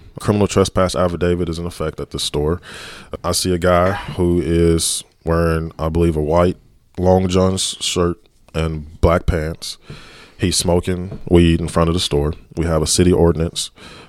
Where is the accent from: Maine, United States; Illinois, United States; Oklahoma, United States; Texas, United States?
Texas, United States; Dallas; Growing up in Dallas, been a Dallas police officer, the way to reduce violent crime is through proactive policing and community policing on a day-to-day basis.